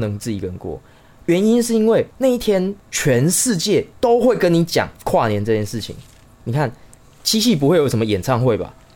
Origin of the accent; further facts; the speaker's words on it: Chiayi, Taiwan; moved away as an adult; also born or lived in Taipei; 我们是嘉义人嘛